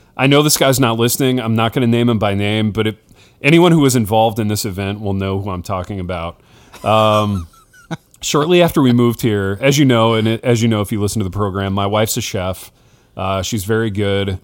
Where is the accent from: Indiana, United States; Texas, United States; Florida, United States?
Indiana, United States; Hartford City; moved away; a coffee shop in my hometown that's run by a former classmate of mine